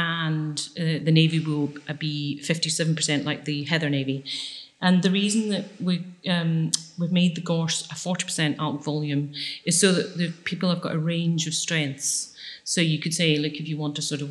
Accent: Oban, Scotland, United Kingdom; now in Islay, United Kingdom; I'm from the West Coast. I went to school in Oban

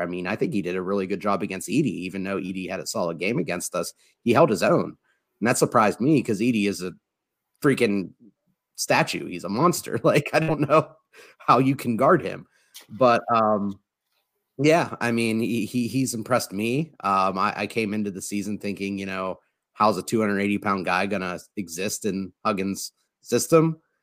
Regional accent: West Virginia, United States; That's my home state.

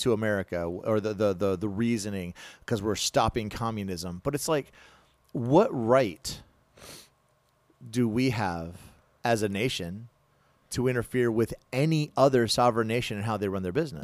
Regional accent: United States; as American citizens

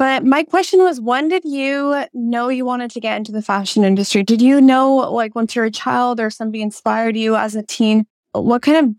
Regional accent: Southern California, United States; I'm from Southern California.

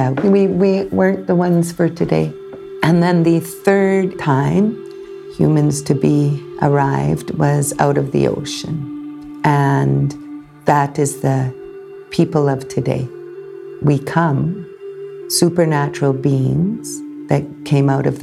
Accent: Haida, British Columbia, Canada; I am Haida from the Payaslanis clan

